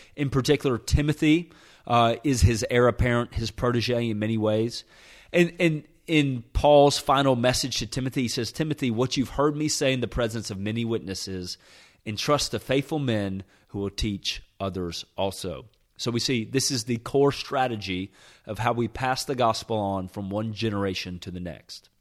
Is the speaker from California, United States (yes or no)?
no; Nashville, Tennessee, United States; moved away as an adult; also born or lived in Birmingham, Alabama; I was born and raised in Nashville, Tennessee